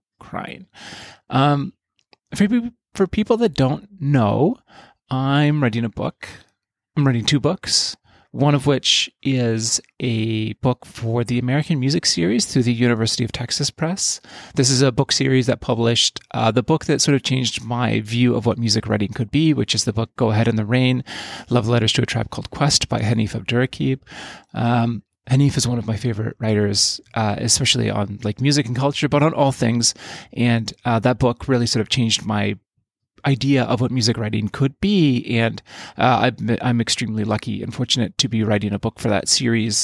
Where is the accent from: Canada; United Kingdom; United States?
Canada; Yukon; my life growing up in the Yukon, which is where I sort of came of age.